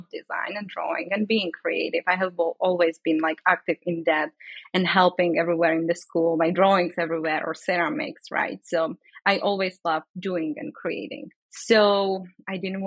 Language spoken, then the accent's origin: English; Brno, South Moravian Region, Czechia; English is a second language; moved away as an adult; now in San Francisco, United States; So I grew up in the Czech Republic. I lived there all my life.